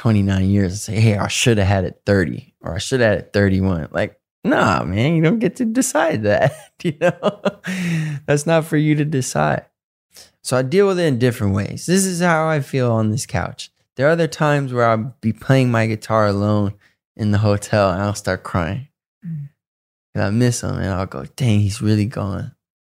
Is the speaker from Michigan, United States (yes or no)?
yes; Detroit, Michigan, United States; also born or lived in Southfield; I have a lot of friends I grew up with in Detroit and Southfield